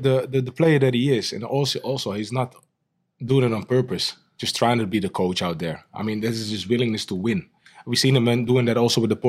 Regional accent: Amsterdam, North Holland, Netherlands; So Amsterdam is my hometown over all these years still.

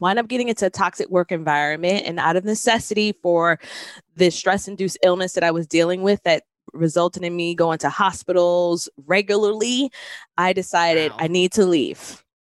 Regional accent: New York City, New York, United States; moved away; I'm from originally from New York City

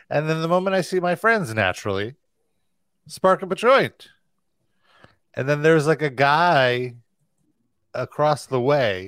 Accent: New York, United States; New York

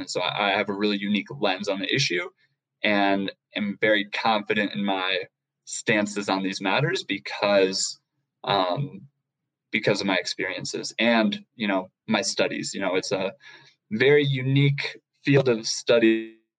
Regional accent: Seattle, Washington, United States; I'm from Seattle, Washington, grew up uh, running track and cross country

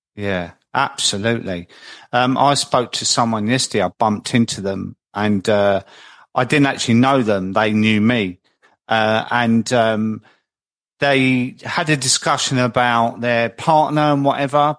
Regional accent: London, United Kingdom; moved away as an adult; also born or lived in Croydon; now in Midlands, United Kingdom; I'm in the Midlands now. I've always lived in South London, but I'm up in the Midlands now

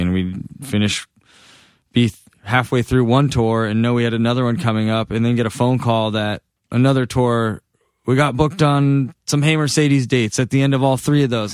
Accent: Massachusetts, United States; moved away as an adult; also born or lived in Boston; now in Los Angeles, United States; being back in Massachusetts, it feels like where I was made

